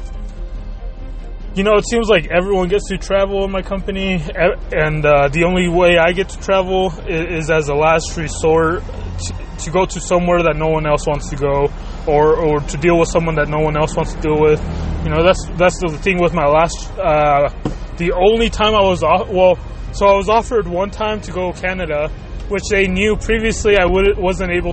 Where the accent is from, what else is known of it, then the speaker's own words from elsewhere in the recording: Chihuahua, Mexico; now in United States; my home state of Chihuahua